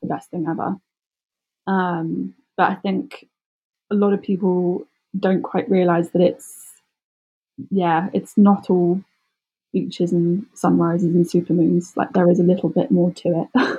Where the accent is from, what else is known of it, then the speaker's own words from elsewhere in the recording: Surrey, South East England, United Kingdom; I'm from Surrey, which is south of London.